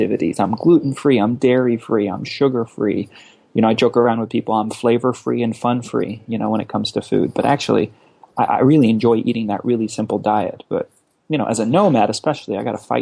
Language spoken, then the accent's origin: English; Los Angeles, California, United States; also born or lived in Lausanne, Switzerland / Amsterdam; then in LA through high school